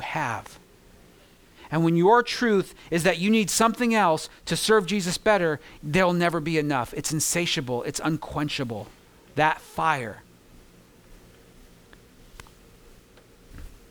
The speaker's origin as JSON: {"language": "English", "region": "California", "country": "United States", "tie": "born or raised there", "moved": "as an adult", "lives_now": "New York, United States", "said": "I grew up in California where it was 70 with a breeze for 320 some odd days throughout the whole year."}